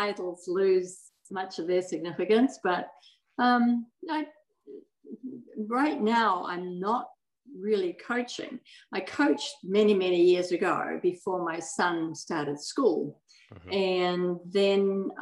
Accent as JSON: {"language": "English", "country": "New Zealand", "tie": "born or raised there", "moved": "as an adult", "lives_now": "United States", "said": "I was born in New Zealand"}